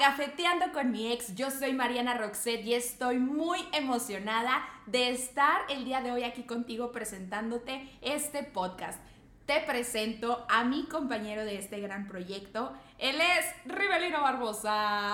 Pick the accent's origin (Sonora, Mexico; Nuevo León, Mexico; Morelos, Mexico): Nuevo León, Mexico; Monterrey; acá nosotros somos de Monterrey, Nuevo León